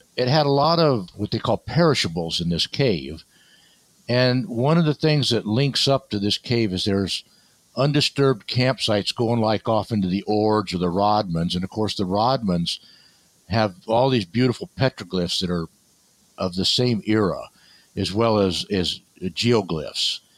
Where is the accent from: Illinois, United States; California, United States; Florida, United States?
California, United States; Barstow; also born or lived in Needles, California; a little bit in Needles, California, and Barstow, California. So it's Mojave Desert